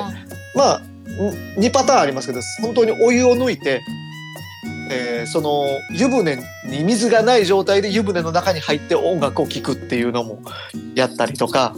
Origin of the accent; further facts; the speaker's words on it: Toyonaka, Osaka, Japan; 僕あの、生まれも 育ちもその大阪の豊中ってとこで